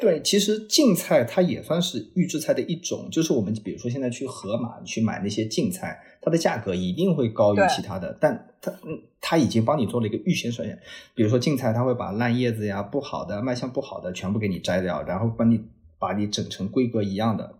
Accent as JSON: {"language": "Chinese", "country": "China", "said": "我们中国人是追求"}